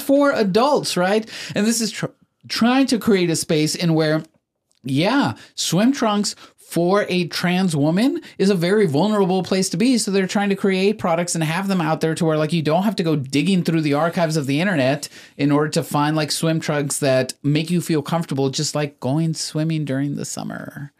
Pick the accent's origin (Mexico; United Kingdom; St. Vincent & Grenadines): Mexico; moved away; I was born in Mexico. My parents came from Mexico